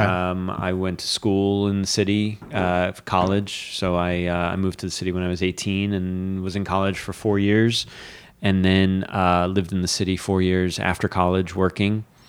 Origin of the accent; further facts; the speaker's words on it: Fort Lauderdale, Florida, United States; moved away as an adult; also born or lived in Miami / New York City; now in Catskills, United States; I grew up in South Florida, and I, I had a pretty sheltered, uh, childhood.